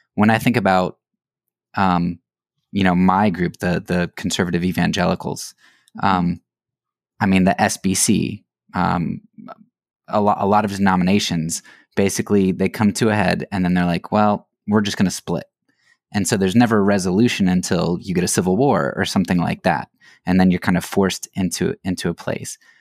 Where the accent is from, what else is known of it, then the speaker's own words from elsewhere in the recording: Lancaster County, Pennsylvania, United States; I grew up in Pennsylvania, Lancaster County, area